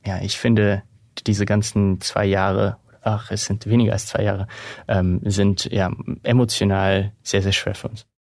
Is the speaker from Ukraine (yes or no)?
yes; Ukraine; für mich als, als Ukrainer